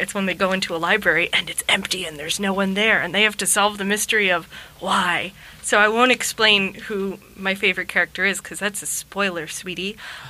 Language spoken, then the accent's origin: English; Holbrook, New York, United States; When I was very young, we lived in Holbrook.